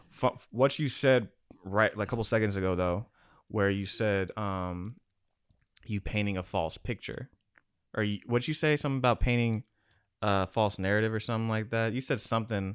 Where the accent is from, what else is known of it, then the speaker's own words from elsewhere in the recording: Hawaii, United States; I don't even know if I'm Hawaiian enough, but I'm from there